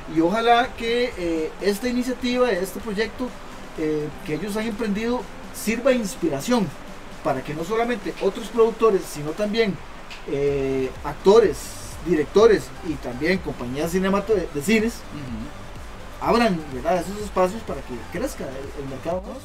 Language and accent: Spanish; Costa Rica; como costarricense